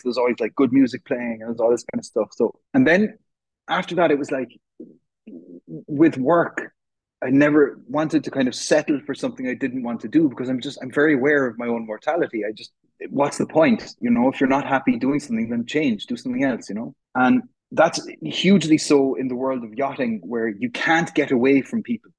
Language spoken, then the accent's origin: English; Cork, Munster, Ireland; I'm from Cork, which is in the south of Ireland